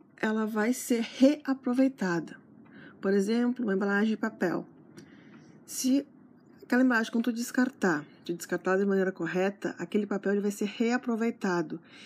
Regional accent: Santana do Livramento, Rio Grande do Sul, Brazil; moved away; eu sou de Livramento, que é a fronteira com o Uruguai

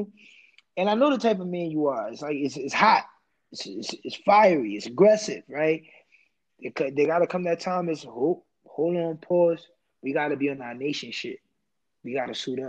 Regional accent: United States; born in America. First generation

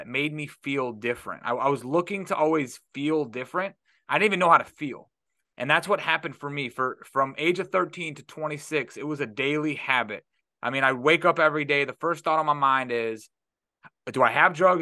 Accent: Detroit, Michigan, United States; now in Florida, United States; I'm from Detroit

